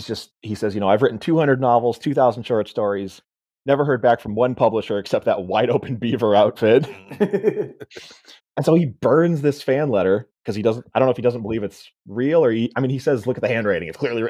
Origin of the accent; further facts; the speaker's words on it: Enumclaw, Washington, United States; growing up in Enumclaw